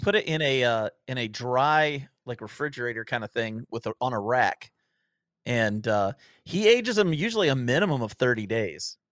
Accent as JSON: {"language": "English", "region": "Ohio", "country": "United States", "tie": "born or raised there", "said": "I grew up in Ohio"}